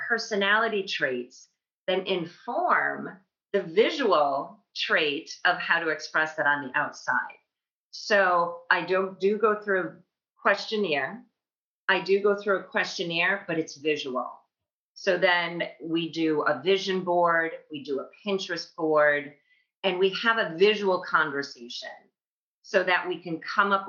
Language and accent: English; Libertyville, Illinois, United States; moved away as an adult; also born or lived in Madison, Wisconsin / New York City; I grew up outside Chicago, the northwest suburbs of Chicago in Libertyville